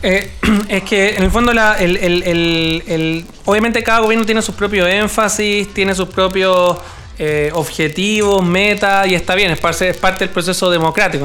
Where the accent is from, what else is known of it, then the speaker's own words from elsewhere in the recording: Chile; somos 17 millones chilenos